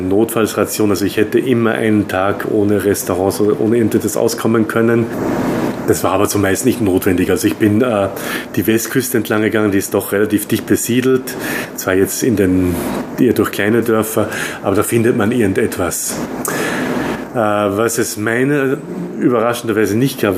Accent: Austria; now in Taiwan; Ich bin Österreicher

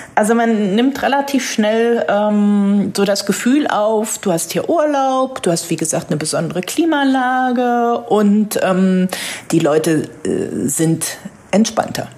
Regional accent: Northern Germany, Germany; als Norddeutsche fühle ich mich da sehr wohl

